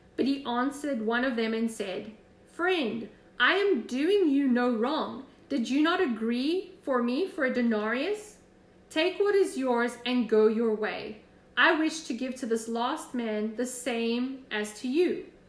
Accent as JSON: {"language": "English", "region": "Florida", "country": "United States", "said": "I'm from Florida"}